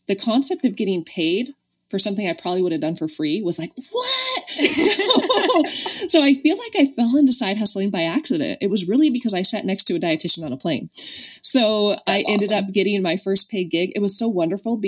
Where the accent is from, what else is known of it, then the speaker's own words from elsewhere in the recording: Medford, Oregon, United States; I was from Medford, and like probably no one else there was from Medford, Oregon.